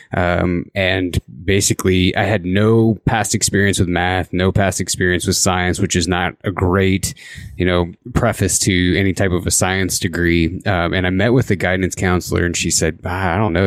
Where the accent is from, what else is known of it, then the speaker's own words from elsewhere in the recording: Indiana, United States; now in Idaho, United States; I actually grew up in the Midwest. I grew up in Indiana